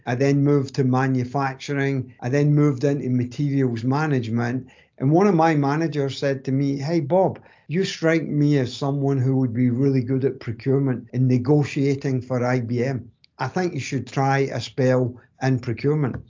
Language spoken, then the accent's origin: English; Greenock, Scotland, United Kingdom; accent: strong Scottish accent; moved away as an adult; now in North Carolina, United States; I was born in a town called Greenock and spent you know, my kind of formative years there